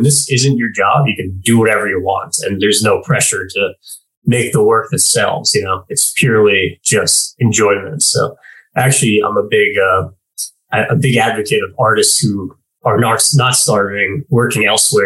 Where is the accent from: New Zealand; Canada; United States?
United States; New York; I'm from New York